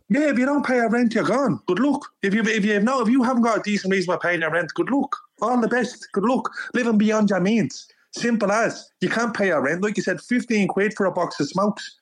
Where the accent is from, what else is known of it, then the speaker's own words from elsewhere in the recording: Dublin, Leinster, Ireland; I'm from Dublin